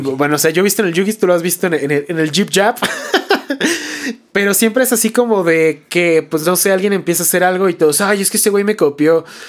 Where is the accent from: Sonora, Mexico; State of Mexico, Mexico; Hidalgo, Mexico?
State of Mexico, Mexico; Toluca; nosotros que somos de Toluca